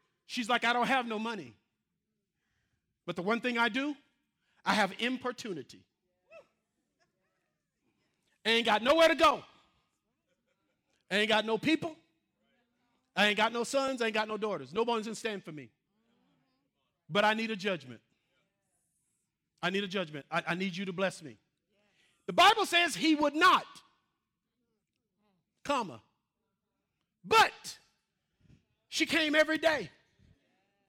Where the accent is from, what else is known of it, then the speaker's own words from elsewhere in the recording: Mississippi, United States; I'm from Mississippi